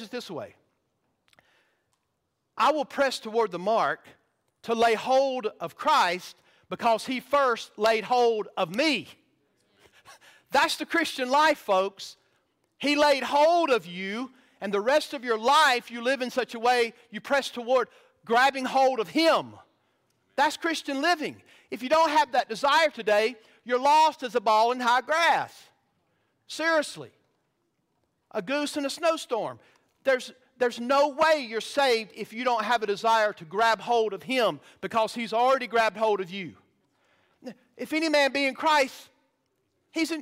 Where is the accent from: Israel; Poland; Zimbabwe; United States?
United States; the South; I grew up in the South